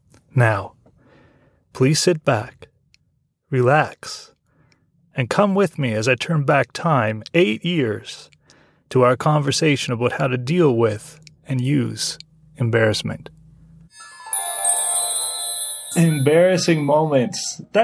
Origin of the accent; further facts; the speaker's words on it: Canada; Right, because I'm from Canada, remember, and my parents still live in Canada, so that's how we stayed in touch, by telephone.